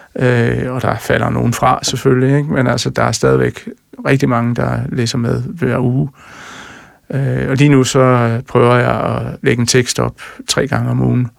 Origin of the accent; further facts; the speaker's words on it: Jutland, Denmark; Jeg er jo jyde og træmand